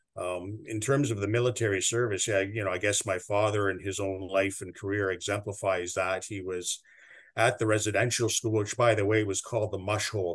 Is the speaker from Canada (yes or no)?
yes; Ottawa, Ontario, Canada; also born or lived in Six Nations of the Grand River Territory; growing up in Ottawa